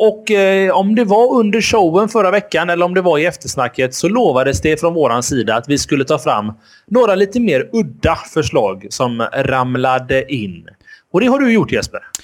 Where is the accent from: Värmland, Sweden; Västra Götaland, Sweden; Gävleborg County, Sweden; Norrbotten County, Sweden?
Västra Götaland, Sweden; Gothenburg; vi är göteborgare